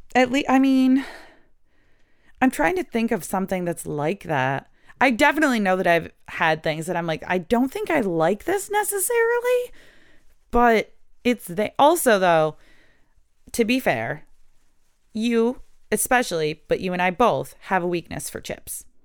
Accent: United States; I'm from America

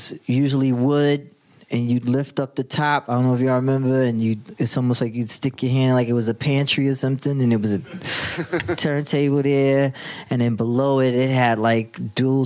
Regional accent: New York City, New York, United States; I grew up in Jamaica, Queens, St. Albans

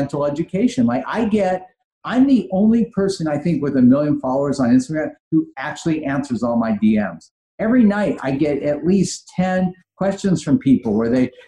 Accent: Los Angeles, California, United States; also born or lived in San Francisco / Switzerland; I grew up in Granada Hills

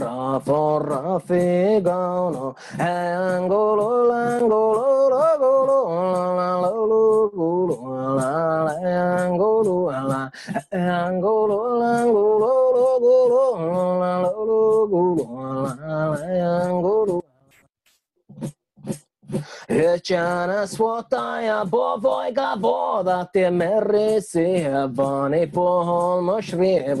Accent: Arctic area, Lapland, Finland; first language Northern Sami; English is a second language; Upper side of the polar circle. So this is my home

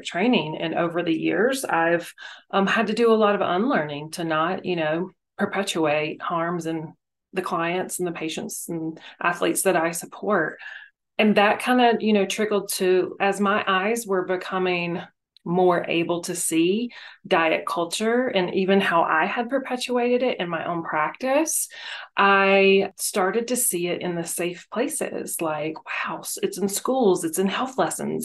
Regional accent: North Carolina, United States; moved away as an adult; also born or lived in Memphis, Tennessee; now in Las Vegas, United States; I grew up in North Carolina, lived in Memphis for 15 years

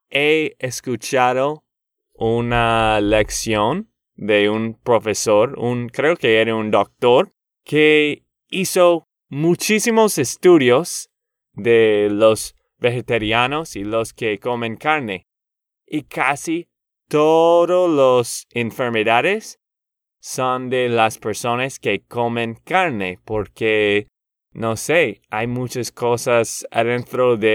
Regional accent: Boston, Massachusetts, United States; Spanish is a second language; soy de Boston y a mí me encantan los Patriots, lo siento.

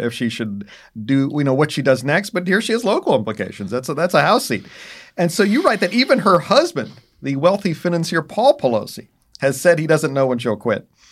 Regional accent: Pennsylvania, United States; in Pennsylvania, uh, in particular my home state

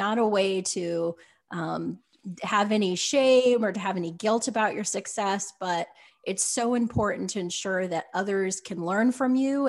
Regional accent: Utah, United States; growing up in Utah

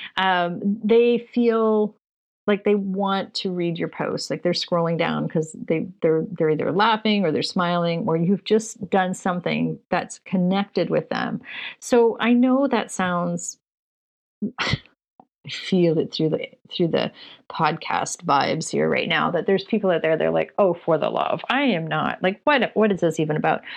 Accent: Canada; Just being Canadian

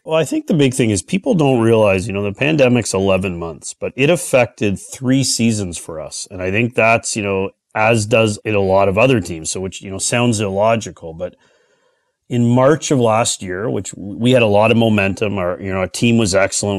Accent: Toronto, Ontario, Canada; I'm born and raised in the Toronto area.

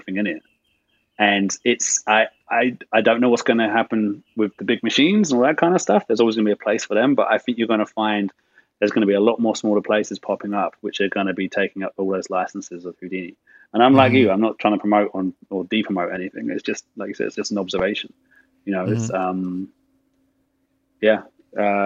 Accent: England, United Kingdom; being English and living my life in the 80s in England

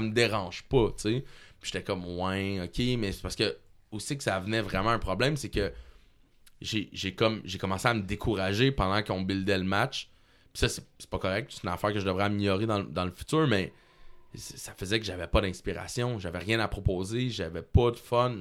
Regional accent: Quebec, Canada

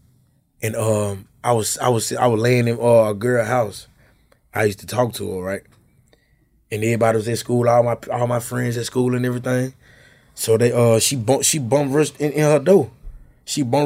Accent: Tallulah, Louisiana, United States; moved away; also born or lived in North Memphis, Tennessee; I'm from Louisiana, Tallulah

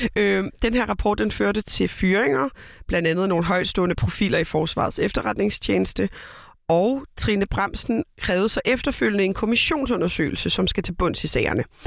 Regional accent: Copenhagen, Capital Region of Denmark, Denmark; moved away as an adult; now in Aarhus, Denmark; Jeg er født og opvokset i København

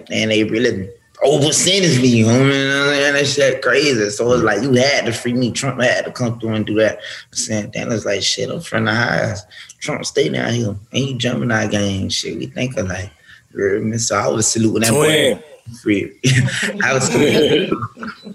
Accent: Pompano Beach, Florida, United States; I'm from Pompano

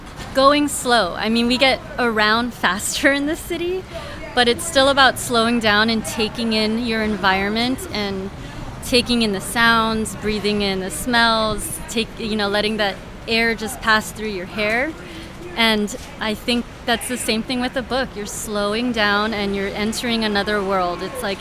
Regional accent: Honolulu, Hawaii, United States; now in San Francisco, United States; I grew up in Hawaii.

